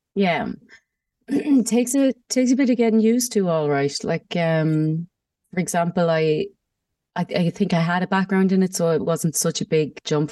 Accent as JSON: {"language": "English", "town": "Mullingar", "region": "Leinster", "country": "Ireland", "moved": "as an adult", "lives_now": "Germany", "said": "I'm from Meath as well, Mullingar"}